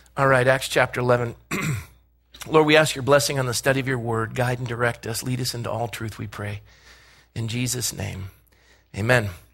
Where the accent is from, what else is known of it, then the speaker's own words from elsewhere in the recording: Coronado, California, United States; I grew up in Coronado